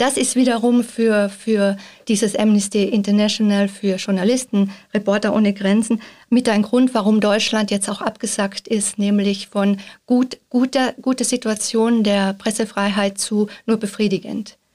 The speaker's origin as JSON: {"language": "German", "country": "Austria", "moved": "as an adult", "lives_now": "Switzerland", "said": "ich bin ja Österreicherin, seit einigen Monaten in der Schweiz und fühle mich schon sehr zu Hause, aber mein Pass ist nach wie vor österreichischer Pass."}